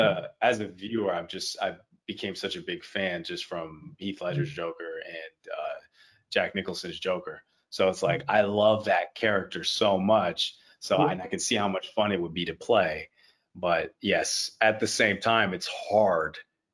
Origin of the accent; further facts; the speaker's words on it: Haiti; moved away as an adult; also born or lived in Miami; now in Toronto, Canada; I was in Haiti. I grew up all in Haiti. I was born in Miami, but I've never lived in the States, or at least not in Miami.